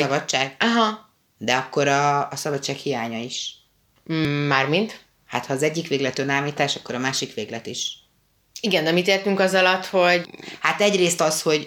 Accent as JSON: {"language": "Hungarian", "country": "Hungary"}